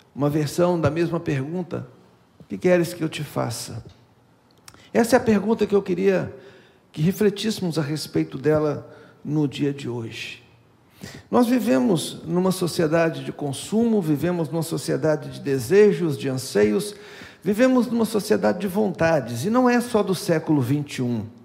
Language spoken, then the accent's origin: Portuguese; Minas Gerais, Brazil; que sou mineiro